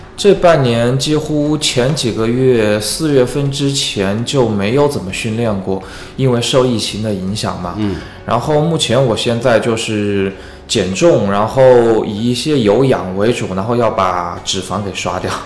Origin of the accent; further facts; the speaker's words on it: Wuhan, Hubei, China; 我作为一名武汉人